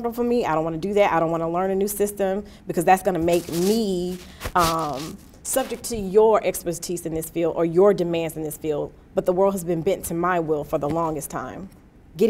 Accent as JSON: {"language": "English", "town": "Atlanta", "region": "Georgia", "country": "United States", "moved": "yes", "lives_now": "Washington, D.C., United States", "said": "I'm from Atlanta"}